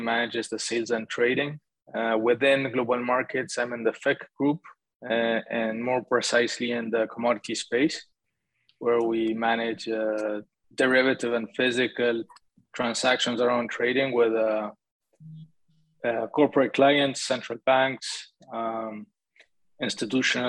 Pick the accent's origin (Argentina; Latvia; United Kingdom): Argentina; moved away as an adult; also born or lived in Canada; I'm originally from Argentina. I only went to Canada to study the MBA with these guys